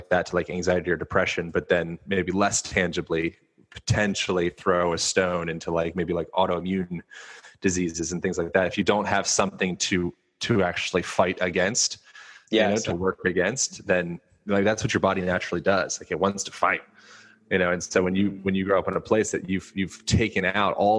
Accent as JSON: {"language": "English", "town": "Lancaster", "region": "Pennsylvania", "country": "United States", "tie": "born or raised there", "also_born_or_lived": "Hawaii", "moved": "yes", "said": "I grew up in Lancaster, Pennsylvania"}